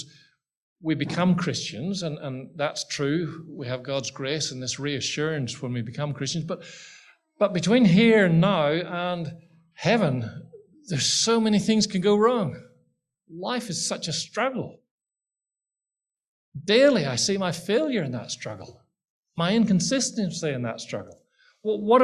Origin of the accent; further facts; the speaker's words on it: Ireland; I'm Irish